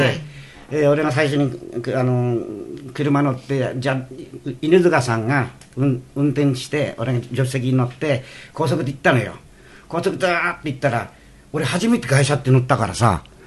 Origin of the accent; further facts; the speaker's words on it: Iwate, Japan; moved away; 俺ちょうど岩手県 出身だから